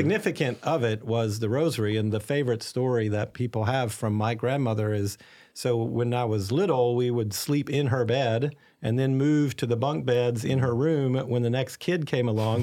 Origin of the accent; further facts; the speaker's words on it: Arkansas, United States; now in St. Augustine, United States; I was raised in a ca, a very Catholic family in a small town in Arkansas